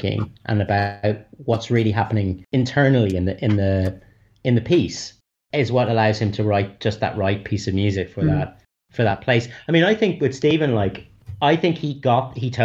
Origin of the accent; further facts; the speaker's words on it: Ireland; I'm Irish